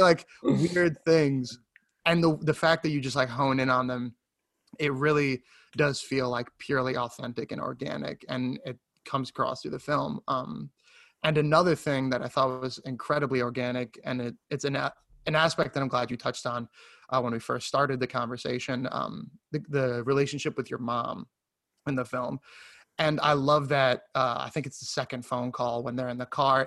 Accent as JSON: {"language": "English", "region": "New York", "country": "United States", "tie": "born or raised there", "said": "I grew up here in New York"}